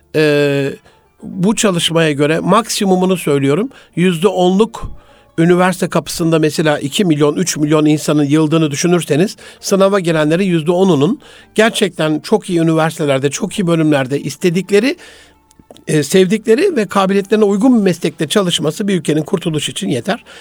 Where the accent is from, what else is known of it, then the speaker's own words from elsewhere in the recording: Gaziantep, Turkey; moved away; memleketim Gaziantep'imizde